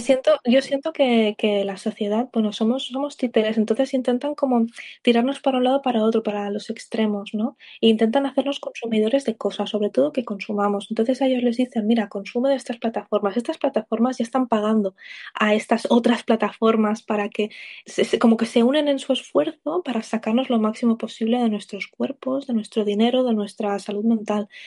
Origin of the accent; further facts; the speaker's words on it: Spain; yo soy española